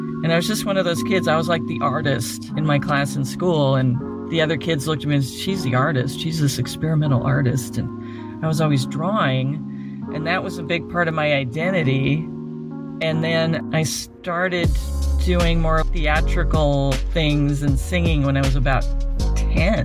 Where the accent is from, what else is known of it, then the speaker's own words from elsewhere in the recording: Medford, Oregon, United States; My hometown, Medford, Oregon, was such a sports town